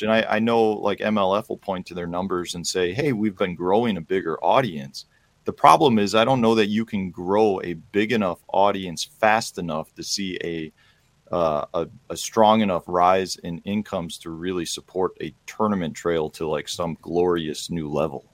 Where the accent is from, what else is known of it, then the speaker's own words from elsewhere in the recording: Chicago, Illinois, United States; I grew up in Chicago